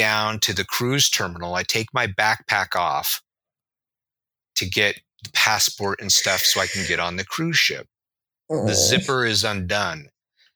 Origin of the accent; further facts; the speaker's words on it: Reno, Nevada, United States; I grew up in a little state that's a sister to California, just to the right, called Nevada, in a city called Reno